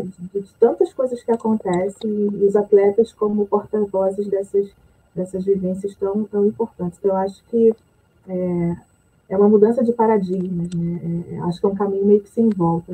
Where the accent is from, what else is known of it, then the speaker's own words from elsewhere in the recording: Rio de Janeiro, Brazil; sou do Rio de Janeiro